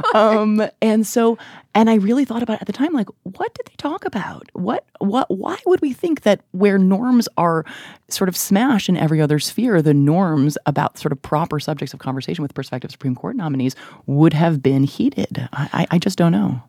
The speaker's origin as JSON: {"language": "English", "town": "Chicago", "region": "Illinois", "country": "United States", "tie": "born or raised there", "said": "I grew up in Chicago"}